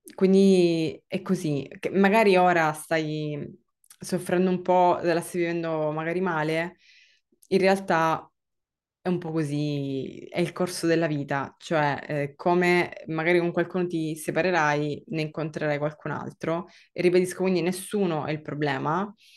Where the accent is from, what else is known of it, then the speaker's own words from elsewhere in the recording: Sicily, Italy; moved away as an adult; also born or lived in Milan; io tra l'altro sono siciliana